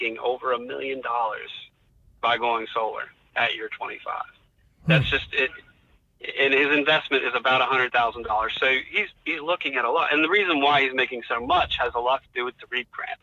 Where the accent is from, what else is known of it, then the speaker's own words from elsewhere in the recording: French Creek, West Virginia, United States; I was born on Frenchton Road in French Creek